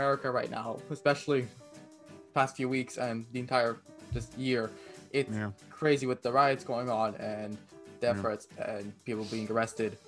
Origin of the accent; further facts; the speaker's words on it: Quebec, Canada; I'm from Quebec